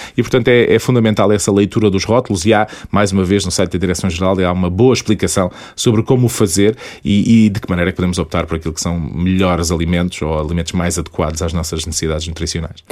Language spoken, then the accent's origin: Portuguese; Portugal; a nossa vivência enquanto portugueses